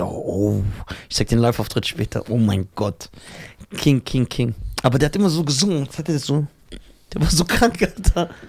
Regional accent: Tunisia; Äh, in Tunesien gibt es ja keine Berber mehr. Also so ein Prozent. Dann sind wir Araber.

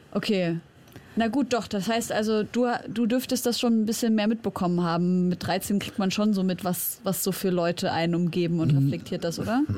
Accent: Germany; ich bin in Deutschland aufgewachsen, aber ich bin Syrerin

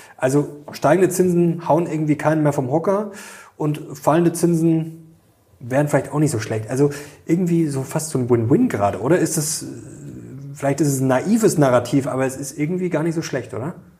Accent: Germany; bei uns in Deutschland

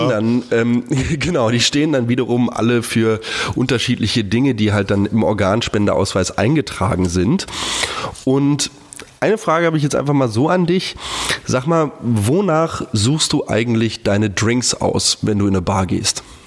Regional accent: Hamburg, Germany; moved away; ist ja auch meine Geburtsstadt

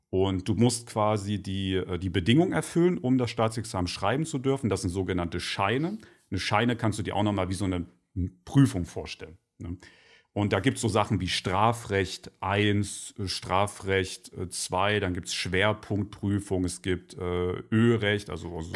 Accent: Leipzig, Saxony, Germany; born or raised there

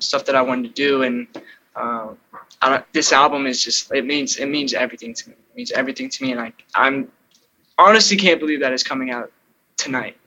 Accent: Illinois, United States; also born or lived in California; now in Los Angeles, United States; I was born in California. Crazy enough, but I moved to Illinois when I was two months old, so I was pretty much raised in Illinois

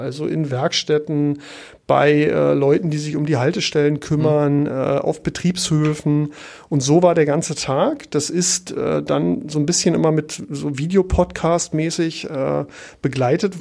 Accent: Berlin, Germany; moved away as an adult; also born or lived in Paris; now in Hamburg, Germany; ich bin ja in Ostberlin geboren

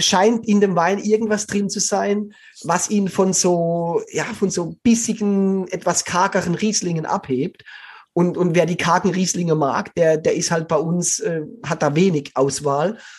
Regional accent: Black Forest, Baden-Württemberg, Germany; moved away; Ich komme aus dem Schwarzwald, also ich bin da aufgewachsen

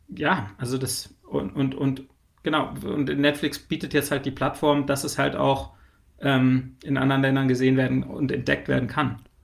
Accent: Germany; als Deutscher

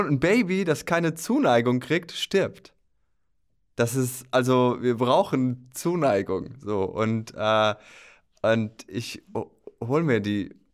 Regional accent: Rhön, Germany; ich muss dazu sagen, ich stamme aus der Rhön.

